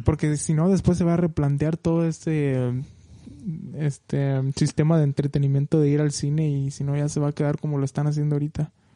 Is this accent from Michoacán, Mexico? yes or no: yes; Michoacán, Mexico; moved away as an adult; now in United States; soy mexicano, obviamente, de Michoacán, de por la parte centro del país. Y pues nada, allá estudié, allá me crié, allá tuve toda mi vida